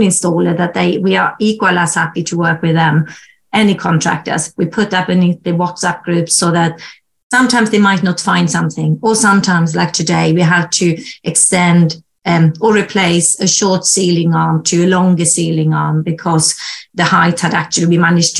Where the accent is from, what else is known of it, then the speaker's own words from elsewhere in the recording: Sweden; also born or lived in Germany; now in United Kingdom; I'm originally from Sweden